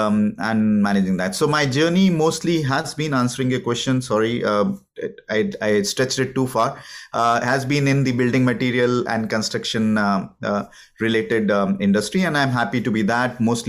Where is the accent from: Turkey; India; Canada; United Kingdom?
India; moved away as an adult; I'm an Indian. I was born in India. So my a big part of my life, I would say, until, if I remember correctly, until early 2000, I've been in India. So I studied there, did my engineering, did also a management degree in India.